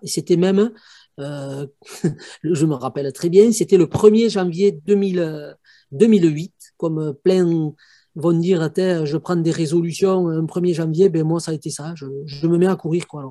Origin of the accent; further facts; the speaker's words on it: Haute-Soule, Basque Country, Pyrénées-Atlantiques, Nouvelle-Aquitaine, France; je suis du Pays Basque, dans la province de Haute-Soule, donc dans les Pyrénées-Atlantiques